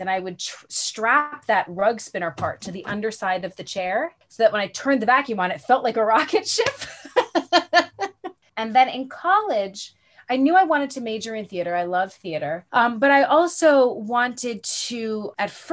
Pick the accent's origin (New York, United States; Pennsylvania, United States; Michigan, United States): New York, United States; New York City; I grew up in New York City